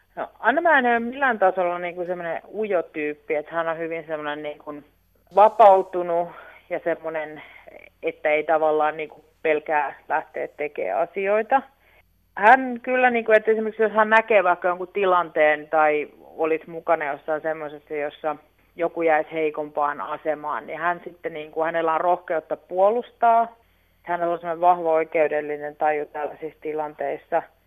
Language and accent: Finnish; Viiala, Pirkanmaa, Finland; me ollaan Viilasta kotoisin